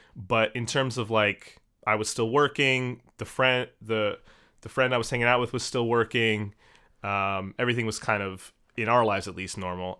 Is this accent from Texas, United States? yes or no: no; Maryland, United States; now in New York, United States; I'm originally from Maryland, just outside of Washington, D C.